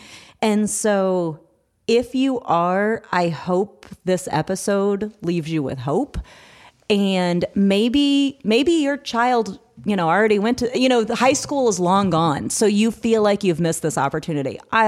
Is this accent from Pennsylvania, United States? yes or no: no; Missouri, United States; now in Georgia, United States; like we live in Georgia now, but we're originally from Missouri.